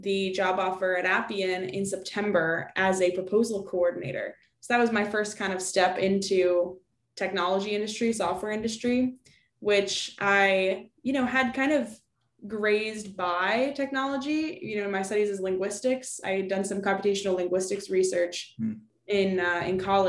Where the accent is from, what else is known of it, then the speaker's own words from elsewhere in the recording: Lexington, Massachusetts, United States; first language English; moved away as an adult; also born or lived in St. Louis, Missouri / Washington, District of Columbia, United States; I grew up outside Boston, Massachusetts, in a little town called Lexington